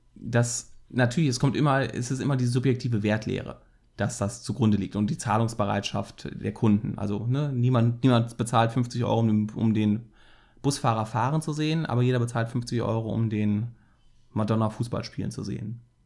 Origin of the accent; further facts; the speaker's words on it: Cologne, North Rhine-Westphalia, Germany; als äh, Kölner ist man ja auch leidgeprüfter FC-Fan.